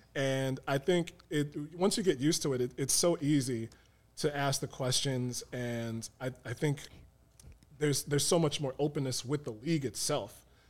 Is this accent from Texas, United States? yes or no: no; Chicago, Illinois, United States; also born or lived in Peoria, Illinois; I grew up in South Shore, right by the lake